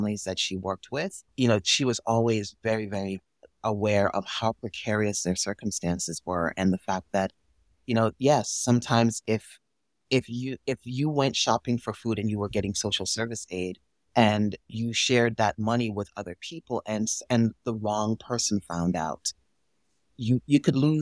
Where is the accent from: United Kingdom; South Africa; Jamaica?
Jamaica; now in United States; I was born and raised in Jamaica